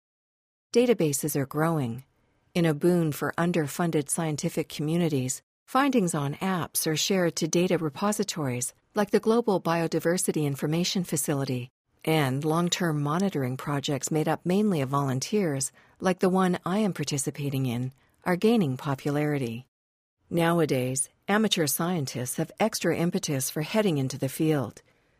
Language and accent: English; Félixburg, Quebec, Canada; I'm standing on the side of a dirt road in my hometown of Félixburg, Quebec, with my hands cupped around my ears.